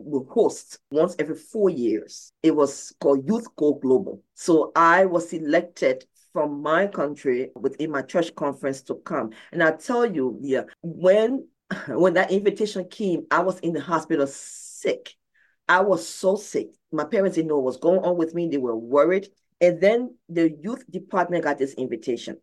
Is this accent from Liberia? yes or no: yes; Liberia; moved away; I am from Liberia, West Africa. I am a 9-year war survivor.